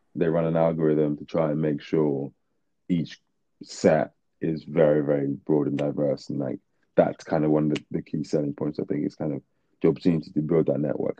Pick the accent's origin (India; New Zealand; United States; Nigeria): Nigeria; now in London, United Kingdom; moved back to Nigeria for about sort of nine ten years